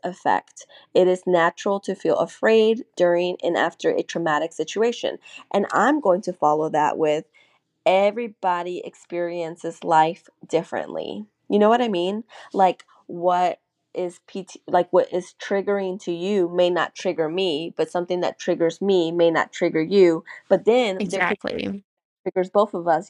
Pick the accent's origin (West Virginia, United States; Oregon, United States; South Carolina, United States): South Carolina, United States; North Augusta